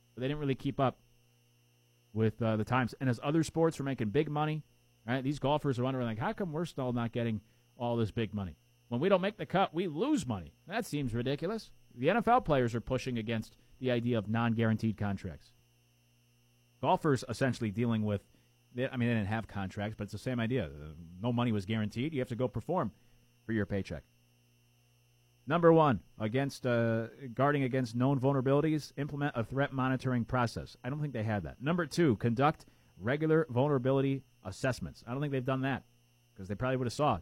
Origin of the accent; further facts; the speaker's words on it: Connecticut, United States; moved away as an adult; now in South Carolina, United States; I didn't grow up in the South, I grew up in Connecticut